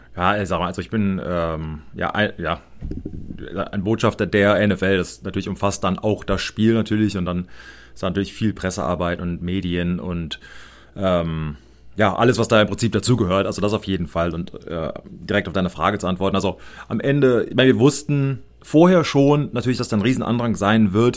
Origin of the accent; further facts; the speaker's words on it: United States; ich als Amerikaner